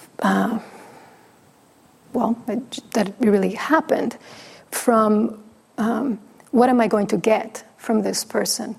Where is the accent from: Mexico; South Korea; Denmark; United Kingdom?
Mexico; first language Spanish; English is a second language; moved away; I'm from Mexico. It's my first language.